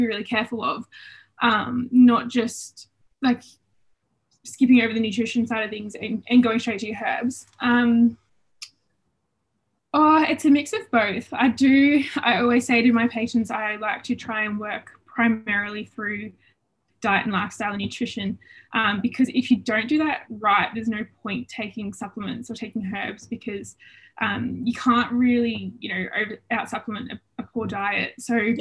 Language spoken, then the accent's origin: English; Albury, New South Wales, Australia; also born or lived in Melbourne, Australia; I am originally from Albury Wodonga